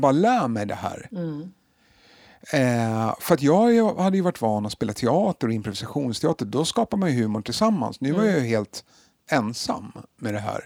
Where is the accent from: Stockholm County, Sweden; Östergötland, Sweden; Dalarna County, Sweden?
Stockholm County, Sweden; Stockholm; jag är uppvuxen i Hagsätra och gick i Rågsvedsskolan.